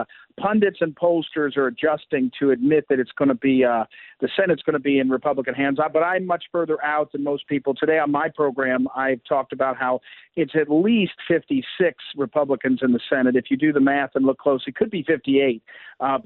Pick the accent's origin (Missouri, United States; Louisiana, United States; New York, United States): Missouri, United States; I'm from Missouri